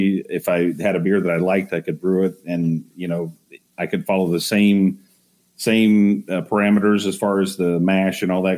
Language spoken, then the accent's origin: English; Texas, United States; I actually had a short stint as an electrician when I was growing up in Texas